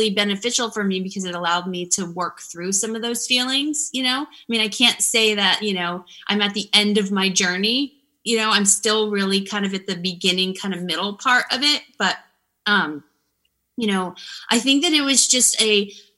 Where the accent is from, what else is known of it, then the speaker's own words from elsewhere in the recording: Florida, United States; moved away as an adult; I'm from Florida and I grew up in a small town